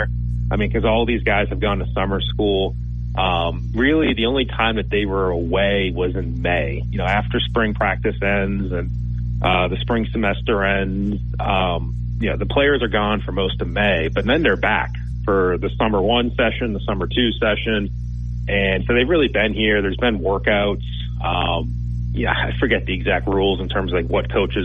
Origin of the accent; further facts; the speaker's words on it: about an hour outside of Boston, Massachusetts, United States; I grew up in New England, about an hour outside of Boston, in Massachusetts